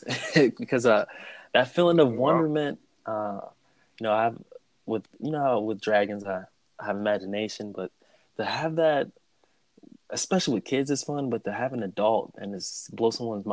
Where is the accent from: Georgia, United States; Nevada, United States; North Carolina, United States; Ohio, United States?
Ohio, United States; Cleveland; Cleveland, Ohio.